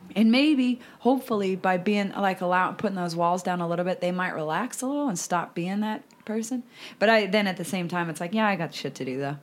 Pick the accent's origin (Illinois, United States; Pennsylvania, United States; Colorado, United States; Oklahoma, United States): Colorado, United States; about 90 minutes from Denver; moved away; about an hour and a half bus ride away from my hometown